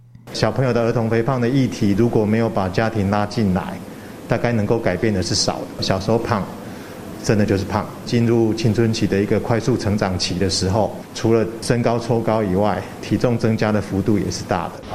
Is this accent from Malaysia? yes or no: yes; Malaysia; now in Taiwan; 我是马来西亚人